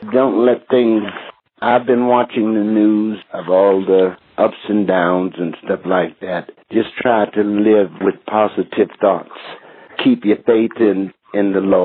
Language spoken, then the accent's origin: English; United States; moved away as an adult; also born or lived in England / Amsterdam; now in United Kingdom; Being American. That's what I'm proud